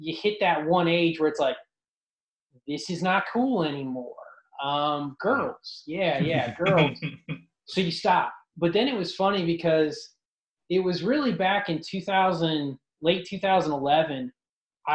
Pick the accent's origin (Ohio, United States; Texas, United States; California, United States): Ohio, United States; Ashtabula County, Northeast; I grew up in Northeast Ohio in Ashtabula County